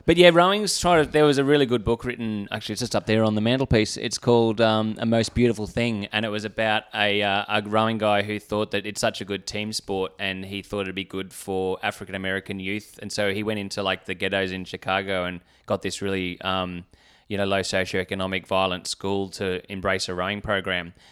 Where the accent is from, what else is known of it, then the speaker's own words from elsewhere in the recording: Canberra, Australian Capital Territory, Australia; also born or lived in Brisbane; I was born in Brisbane, uh, but then I moved to Canberra when I was two.